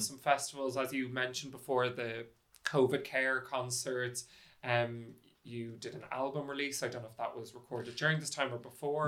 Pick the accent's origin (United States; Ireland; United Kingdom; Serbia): Ireland; Dublin, Leinster; I'm from Dublin